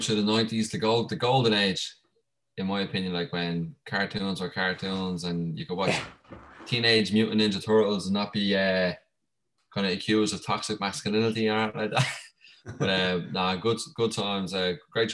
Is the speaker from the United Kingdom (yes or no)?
no; Ireland; growing up in Ireland was pretty sick.